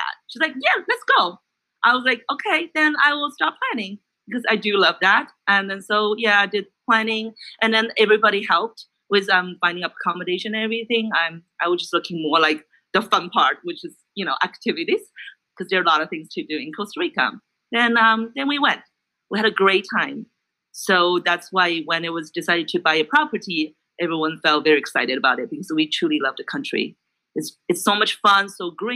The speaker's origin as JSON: {"language": "English", "country": "China", "tie": "born or raised there", "also_born_or_lived": "Canada", "moved": "as an adult", "lives_now": "Los Angeles, United States", "said": "I was also born and raised in China, and I went to Canada for education."}